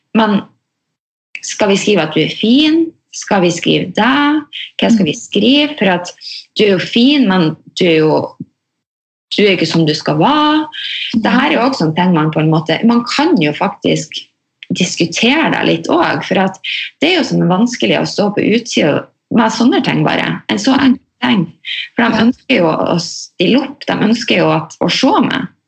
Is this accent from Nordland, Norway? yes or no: yes; Mosjøen, Nordland, Norway; jeg er jo fra Mosjøen